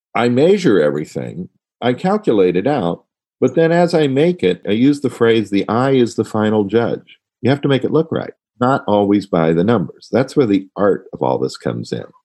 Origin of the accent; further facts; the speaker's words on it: Washington, District of Columbia, United States; also born or lived in Ohio; we moved to Washington, D.C. in 1962